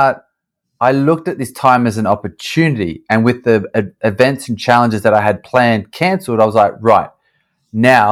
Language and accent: English; Australia; moved away as an adult; also born or lived in United States; now in London, United Kingdom; I'm an Aussie. I grew up in Australia.